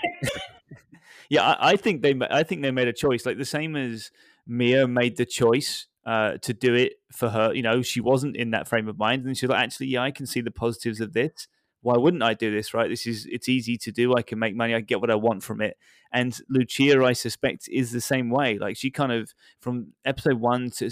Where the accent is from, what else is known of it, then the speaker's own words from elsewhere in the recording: United Kingdom; being a British guy